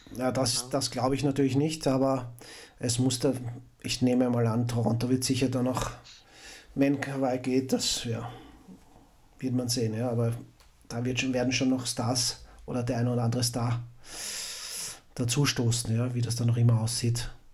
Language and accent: German; Austria; Als, als Österreicher